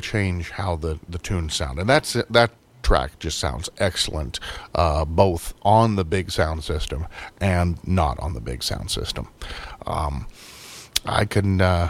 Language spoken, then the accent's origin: English; United States; I'm an American